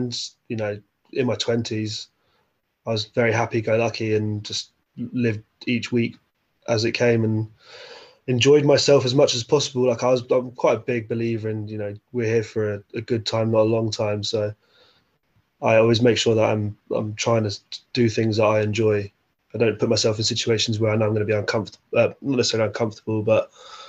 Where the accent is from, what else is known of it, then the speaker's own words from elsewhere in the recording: Windsor, South East England, United Kingdom; I grew up in Windsor